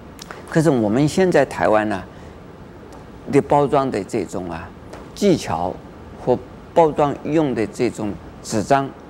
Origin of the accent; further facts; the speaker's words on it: China; 我们中国人。有这么一句啊俗话：“人要衣装，佛要金装。”